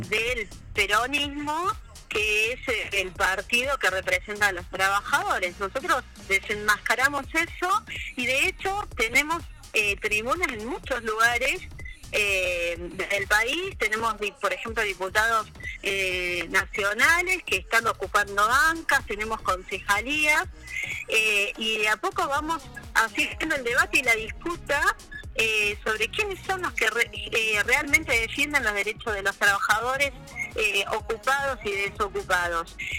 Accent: Córdoba, Argentina; moved away as an adult; also born or lived in Santa Cruz, Argentina; now in El Calafate, Argentina; yo llegué a la provincia en diciembre del 93, o sea que este año, en diciembre había cumplido 30 años en la provincia de Santa Cruz. Sí. Nací en Córdoba

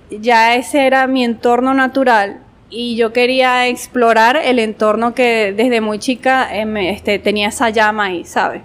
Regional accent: Guanare, Portuguesa, Venezuela; also born or lived in Mérida, Venezuela / Barquisimeto, Venezuela; nací en Mérida, pero he llevado, como quien dice, eh, llevé esa niñez entre Guanare, Mérida y Barquisimeto

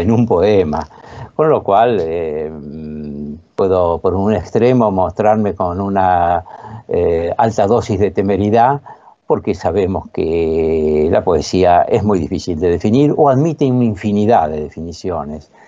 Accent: La Plata, Buenos Aires Province, Argentina; en la localidad llamada Citibel, que es donde yo pasé mi infancia, yo soy platense

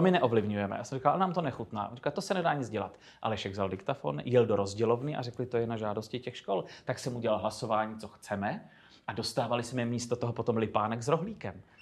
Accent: Chodov, Karlovy Vary Region, Czechia; moved away; svého rodného města Chodova u Karlových varů

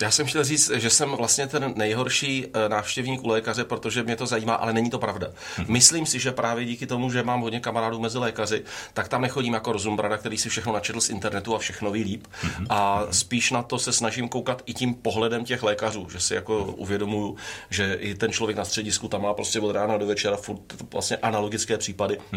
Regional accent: Brno, South Moravian Region, Czechia; jsem si jako vybral záměrně těžký gimpl v Brně, kde jsem, mm-hmm. jsem byl Brňák

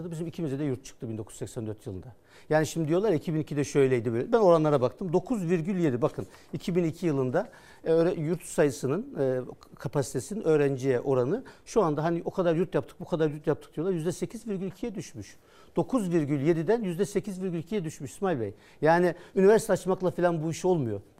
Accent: Kütahya, Turkey; Ha benim memleketime gidecek.

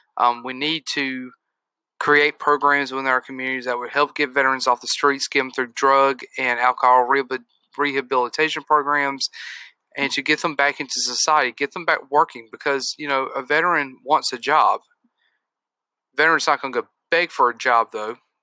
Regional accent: United States; as an American

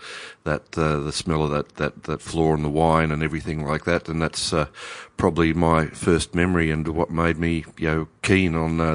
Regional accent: Newcastle, New South Wales, Australia; I come from Newcastle in Hunter Valley, and we used to go up to the vineyards all the time with my parents.

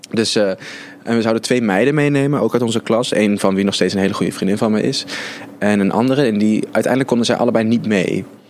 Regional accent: Arnhem, Gelderland, Netherlands; born or raised there

